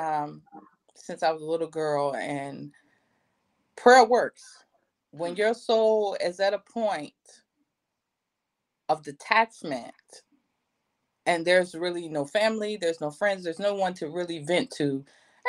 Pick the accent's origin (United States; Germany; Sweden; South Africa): United States; North Carolina; moved away; also born or lived in Houston, Texas; I'm from North Carolina